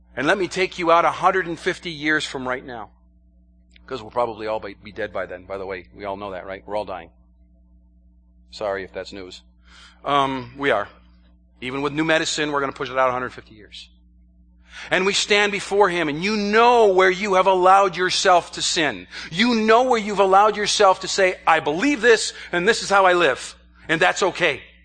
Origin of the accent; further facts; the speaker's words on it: New York, United States; I'm from the state of New York, not the city of New York